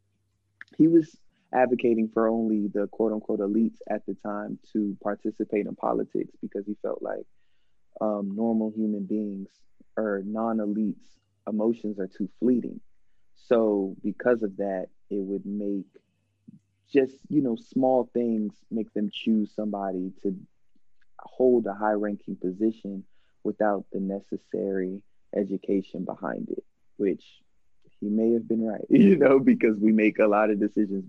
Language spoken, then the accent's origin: English; Virginia, United States; I'm from Virginia.